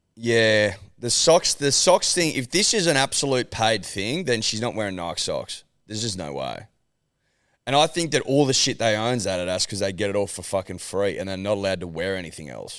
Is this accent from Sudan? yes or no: no; Australia; We're Australian